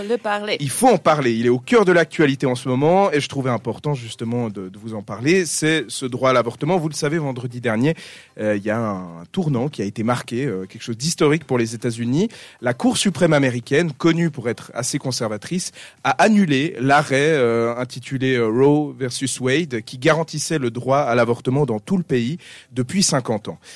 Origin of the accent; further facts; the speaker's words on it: Switzerland; chez nous en Suisse